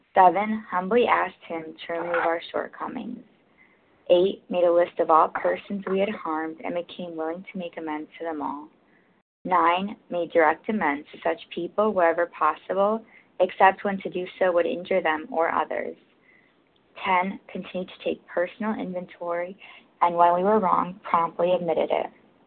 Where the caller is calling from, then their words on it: New York, United States; I'm calling from New York